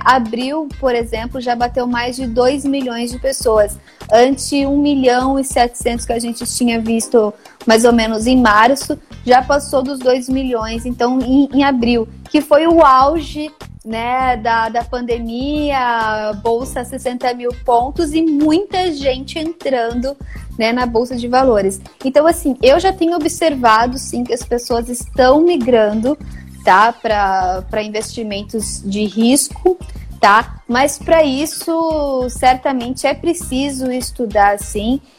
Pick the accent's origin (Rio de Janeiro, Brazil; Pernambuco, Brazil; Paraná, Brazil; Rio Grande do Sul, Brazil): Paraná, Brazil; Maringá; moved away as an adult; now in São Paulo, Brazil; Eu sou de Maringá, né? Sou nascida em Maringá